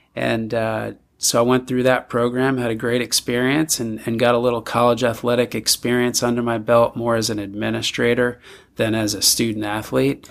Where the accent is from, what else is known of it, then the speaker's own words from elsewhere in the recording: north shore of Long Island, New York, United States; moved away as an adult; also born or lived in Villanova, Pennsylvania / Philadelphia, Pennsylvania; now in Eugene, Oregon, United States; grew up there